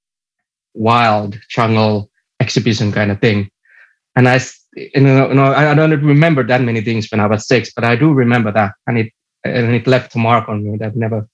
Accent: Kerava, Uusimaa, Finland; also born or lived in Helsinki; I was born, like, my first year when I was born, I lived in Helsinki. But after that, I moved to a small town called Kerava, and I've lived here ever since.

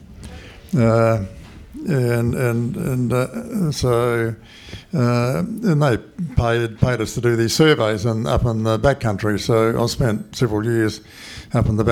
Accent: Christchurch, Canterbury, New Zealand; moved away as an adult; now in Karamea, New Zealand; I was born in Christchurch, so I was born a city kid

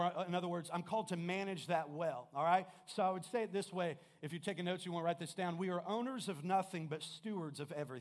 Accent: Kokomo, Indiana, United States; I'm originally from Kokomo

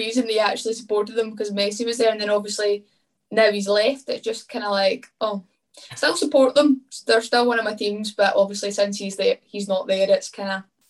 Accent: Glasgow, Scotland, United Kingdom; Scotland, Glasgow.

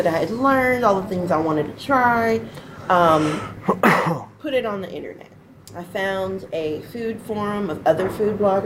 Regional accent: the Triad, North Carolina, United States; I grew up here in the Triad. I live in Winston-Salem, that's where I make my home

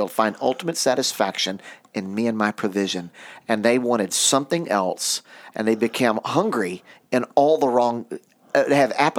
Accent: United States; I've never lived anywhere but in the United States

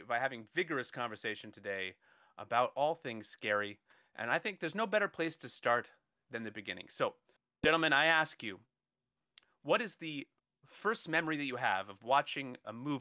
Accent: Hawaii, United States; moved away; also born or lived in Southern California; I grew up in Hawaii. The beach, and then we moved from Hawaii to Southern California

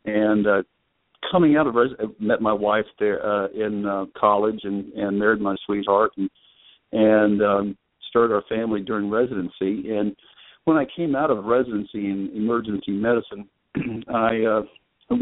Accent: Midwest, United States; now in Maryland, United States; I was born in the Midwest

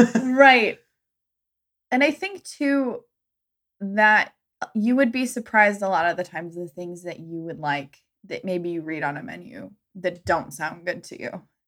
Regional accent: Southwest, United States; growing up in the Southwest, where we do eat a lot of Mexican food, we eat a lot of chilies.

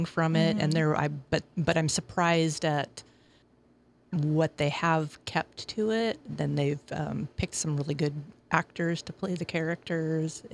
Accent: Olympic Peninsula, Washington, United States; I grew up on the Olympic Peninsula.

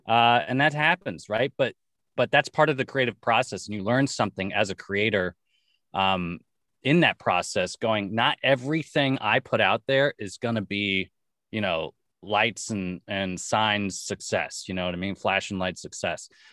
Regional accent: Los Angeles, California, United States; born and raised in Los Angeles

